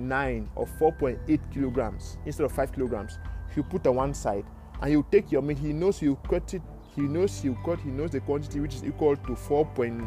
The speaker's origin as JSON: {"language": "English", "country": "Cameroon", "moved": "yes", "said": "I am from Cameroon in Africa."}